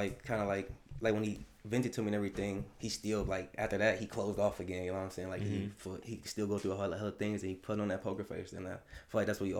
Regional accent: Detroit, Michigan, United States; also born or lived in Westland, Michigan

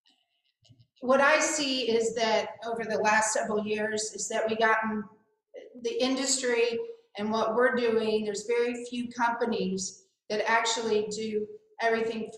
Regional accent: Kansas City, United States; moved away as an adult; also born or lived in Shreveport, Louisiana; I'm originally from the Midwest, from Kansas City, and when I moved to Shreveport, Louisiana

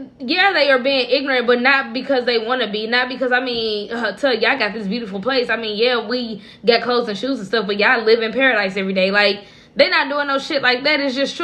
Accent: St. Louis, Missouri, United States; No, I'm not from Atlanta. Like, my birth certificate says St. Louis, Missouri.

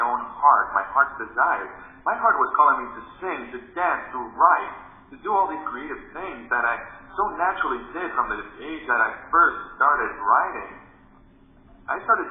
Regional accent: Dominican Republic; I grew up in the Dominican Republic, where I was a kid with a huge imagination

